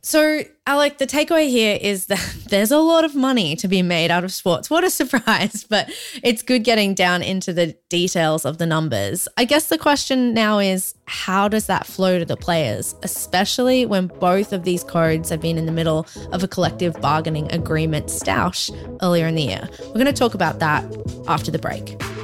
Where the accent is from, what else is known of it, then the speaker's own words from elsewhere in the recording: Brisbane, Queensland, Australia; also born or lived in Collingwood, Melbourne; now in Melbourne, Australia; my hometown's Brisbane